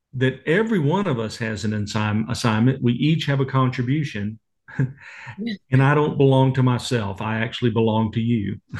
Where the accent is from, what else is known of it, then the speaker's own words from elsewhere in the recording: Waco, Texas, United States; I grew up in Waco, Texas